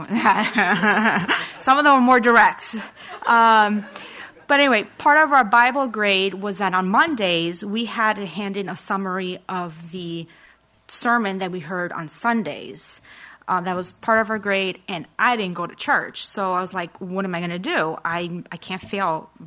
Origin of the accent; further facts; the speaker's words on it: New York City, New York, United States; I grew up in Woodside with my grandparents